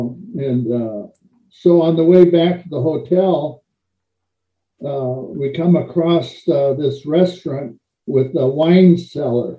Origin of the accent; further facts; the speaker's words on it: Portland, Oregon, United States; moved away as an adult; now in Minnesota, United States; I'm from Portland, Oregon